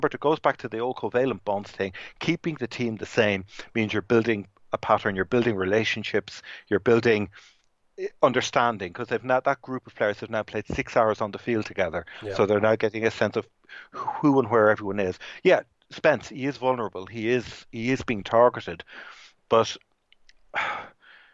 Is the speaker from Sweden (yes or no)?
no; South County Dublin, Leinster, Ireland; I grew up in South County Dublin